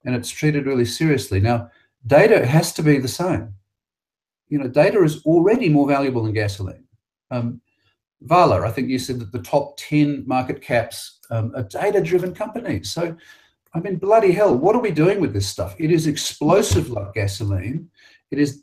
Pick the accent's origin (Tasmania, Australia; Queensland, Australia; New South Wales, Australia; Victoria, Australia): New South Wales, Australia; Sydney; the Identirati came to my hometown